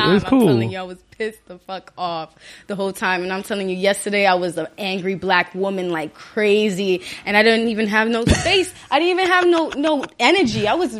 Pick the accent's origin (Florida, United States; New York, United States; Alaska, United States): New York, United States; New York City; Born and raised Brooklyn Hospital.